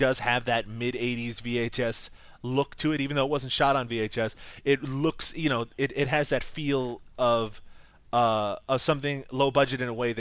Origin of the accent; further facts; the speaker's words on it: Newfoundland and Labrador, Canada; from Newfoundland, Canada, like myself